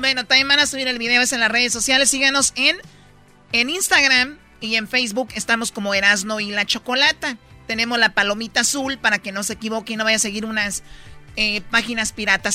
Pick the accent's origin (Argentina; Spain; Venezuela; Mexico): Mexico; como mexicano